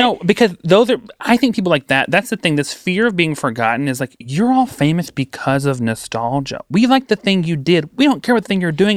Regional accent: hometown on the Duck River, Tennessee, United States; moved away; My hometown took their stimulus checks

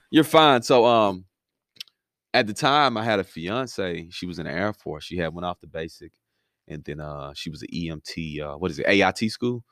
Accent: Miami, Florida, United States; moved away; also born or lived in Five Points, Alabama; Originally from Miami, moved to Five Points, Alabama

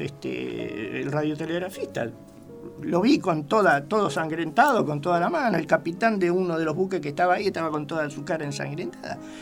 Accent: Rosario, Santa Fe, Argentina; Nací en Rosario, provincia de Santa Fe

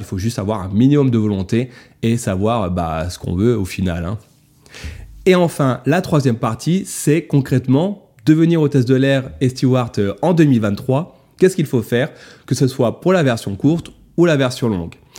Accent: France; chez nous, en France

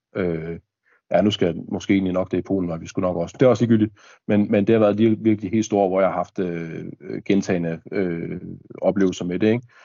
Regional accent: Denmark; både du og jeg som dansker

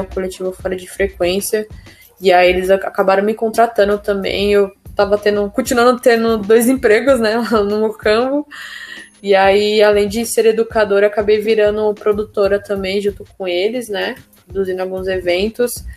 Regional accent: São Paulo, Brazil; eu sou do Jardim Veracruz, do distrito do Jardim Ângelo, né, que nos anos 90 era considerado o bairro mais perigoso do mundo, sabe? Eu cresci meio essa violência

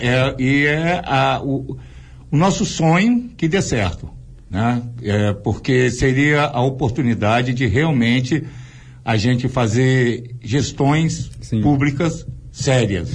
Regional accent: Vila Velha, Espírito Santo, Brazil; also born or lived in Vitória / Rio de Janeiro; nasci e cresci na prainha de frente pro convento da Penha

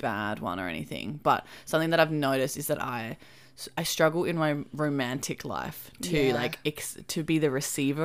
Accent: Australia; we are Australian

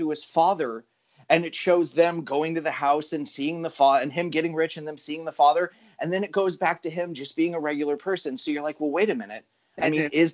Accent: Encinitas, California, United States

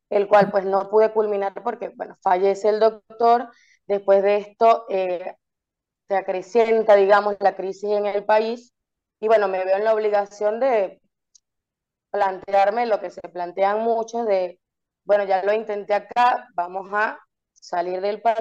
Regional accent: Coro, Falcón, Venezuela; now in Caracas, Venezuela; yo migré en Venezuela, o sea, migré de, Coro, de donde soy, a Caracas, ¿sí?

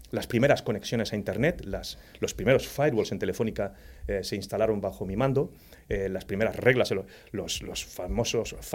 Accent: Torredonjimeno, Andalusia, Spain; Pues en un pueblecito de la provincia de Jaén donde se cría buen aceite. Por cierto, ha dado muchos cisos a la humanidad esa, esa comarca.

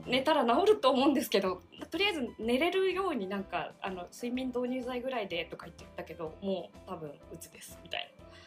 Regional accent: Oita, Japan; moved away as an adult; now in Tokyo, Japan; 半年ぐらい大分の実家に帰って

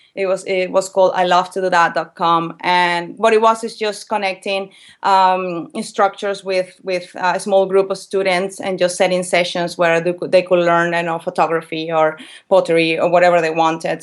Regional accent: Valencia, Carabobo, Venezuela; moved away as an adult; also born or lived in England; I'm from Venezuela, a city, from a city called Valencia

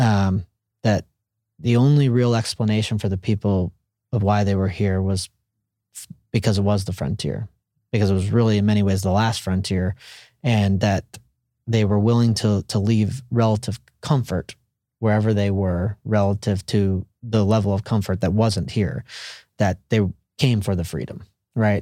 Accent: Central Texas, United States; growing up around Central Texas

